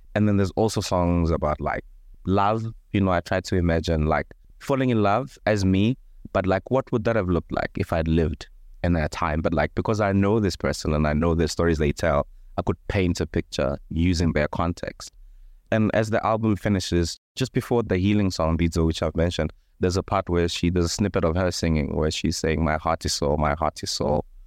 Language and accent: English; Thohoyandou, Limpopo, South Africa; I grew up in a small village called Chilapjene, which is maybe twenty kilometers outside of Thohoyandou, which is a small town in Limpopo.